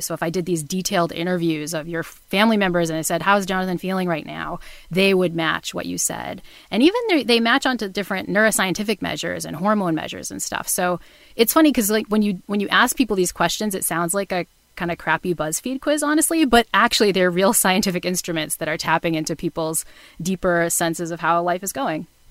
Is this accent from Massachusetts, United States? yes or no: yes; New Bedford, Massachusetts, United States; I grew up in New Bedford, Massachusetts, um, which is the town in Moby Dick